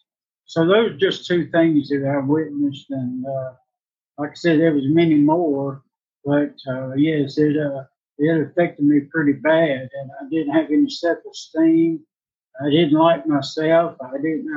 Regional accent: Indianola, Mississippi, United States; I was born in 1959 in Indianola, Mississippi

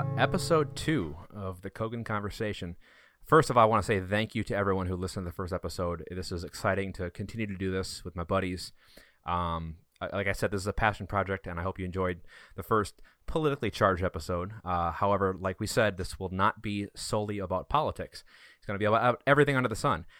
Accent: Wisconsin, United States; we're all from Wisconsin.

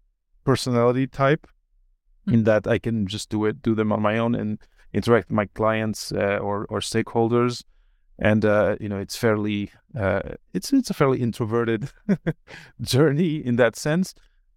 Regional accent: Portugal; moved away as an adult; also born or lived in Belgium; I grew up partly in Belgium until I was 8, and then in Portugal until after university.

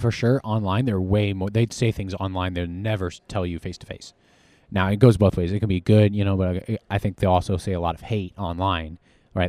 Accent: Harrisonburg, Virginia, United States; moved away as an adult; now in Texas, United States; Harrisonburg, Virginia

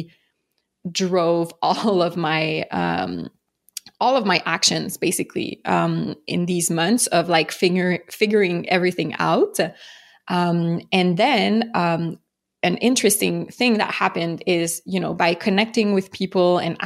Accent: Montreal, Quebec, Canada; accent: French; I'm from Montreal, Canada, for those who don't know, hence the French accent

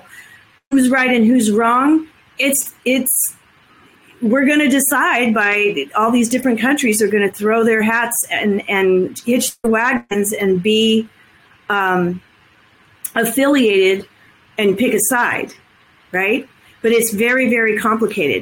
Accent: United States; as an American white cisgendered woman of privilege

